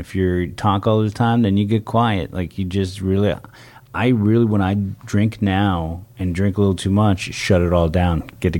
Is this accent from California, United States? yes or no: yes; San Francisco, California, United States; Yeah, San Francisco.